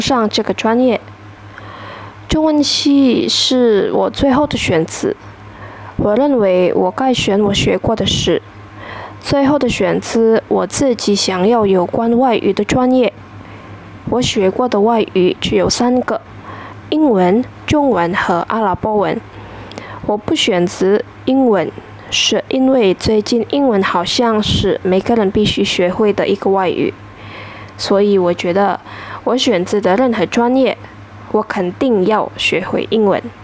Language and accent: Chinese; Indonesia; Chinese is a second language; 我是印尼人，今年二十二岁